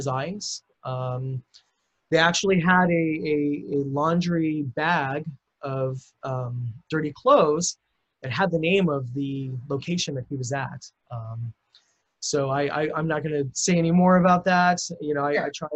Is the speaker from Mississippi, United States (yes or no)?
no; Lincoln, Nebraska, United States; moved away; I'm originally from Lincoln, Nebraska